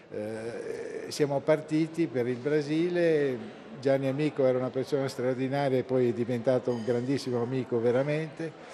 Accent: Bologna, Emilia-Romagna, Italy; now in Aquileia, Italy; quando ero ragazzino e vivevo a Bologna

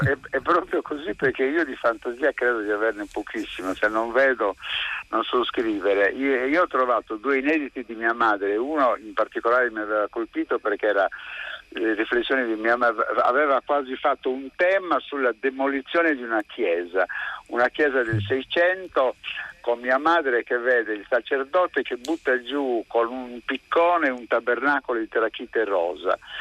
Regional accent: Sardinia, Italy; born or raised there

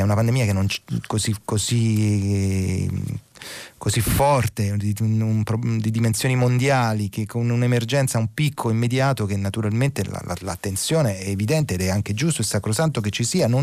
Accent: Naples, Campania, Italy; da concittadino, sono napoletano anch'io

